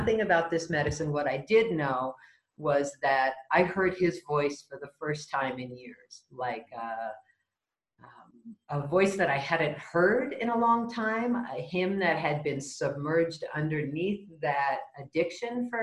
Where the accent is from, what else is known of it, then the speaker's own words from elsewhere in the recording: Marin County, California, United States; moved away as an adult; now in Mexico; I was born in California, raised in Marin County, north of sort of a poor kid in a rich county. Grew up there